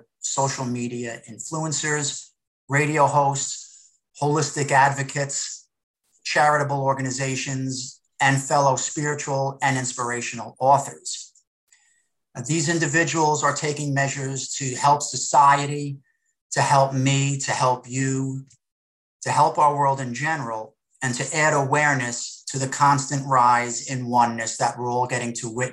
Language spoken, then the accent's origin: English; Jersey Shore, New Jersey, United States; I was raised on the Jersey Shore